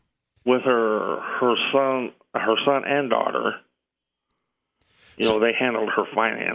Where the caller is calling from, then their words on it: Indiana, United States; … from Indiana.